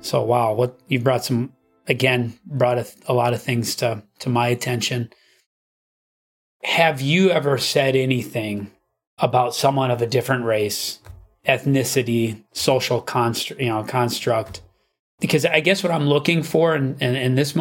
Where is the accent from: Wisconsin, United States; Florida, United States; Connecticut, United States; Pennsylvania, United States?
Wisconsin, United States; growing up in Wisconsin